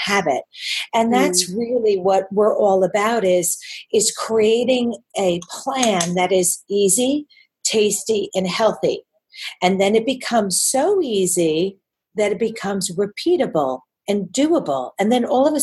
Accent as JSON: {"language": "English", "town": "New York City", "region": "New York", "country": "United States", "accent": "New York", "moved": "as an adult", "lives_now": "Sydney, Australia", "said": "I live in Sydney, and I've lived here actually for 27 years this year, even though despite my New York accent coming back with a vengeance"}